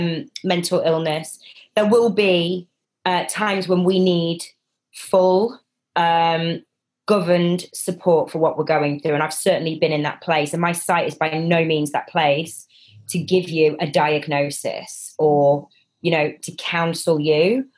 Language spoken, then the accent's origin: English; Manchester, North West England, United Kingdom; I'm from Manchester in the 90s. I think I drank a bit, right?